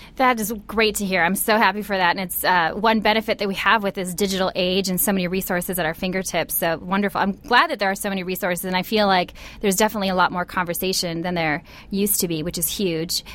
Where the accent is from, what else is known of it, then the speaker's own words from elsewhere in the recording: Midwest, United States; I grew up in the Midwest as well